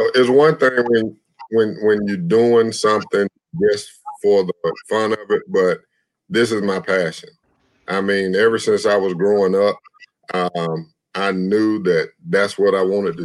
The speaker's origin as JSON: {"language": "English", "town": "LaGrange", "region": "Georgia", "country": "United States", "tie": "born or raised there", "said": "I grew up in Lagrange, Georgia"}